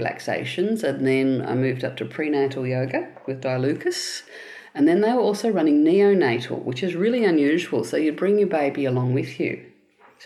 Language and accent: English; Melbourne, Victoria, Australia; also born or lived in Williamstown, Melbourne; I'm a Melbourne girl, Williamstown, that lovely older part of Melbourne. That's where I was first born. And southeastern suburbs after that. So I was raised in Mount Waverley